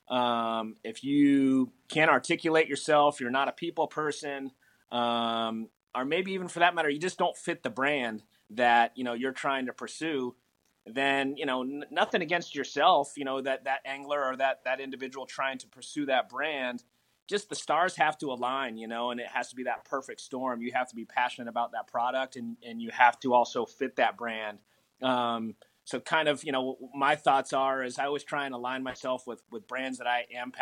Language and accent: English; South Florida, United States; moved away; I grew up in South Florida. And as a kid, you know, I lived inland